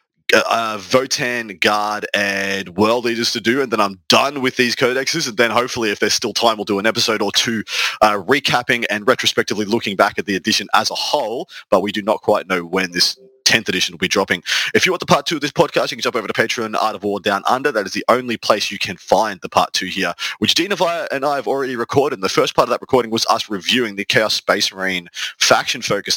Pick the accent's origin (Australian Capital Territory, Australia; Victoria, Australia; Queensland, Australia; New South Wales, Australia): Victoria, Australia; Team Victoria, my home state